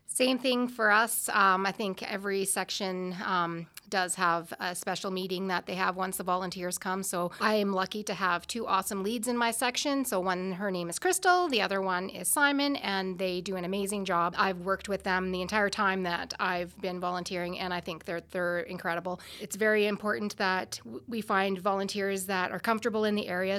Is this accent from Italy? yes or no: no; Stoughton, Saskatchewan, Canada; I'm from Stoughton, Saskatchewan